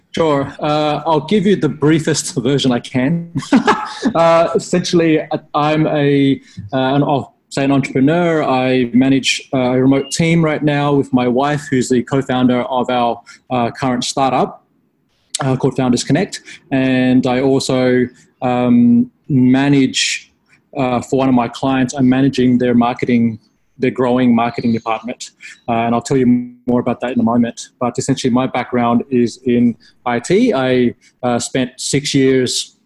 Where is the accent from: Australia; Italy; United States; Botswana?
Australia; I grew up in Australia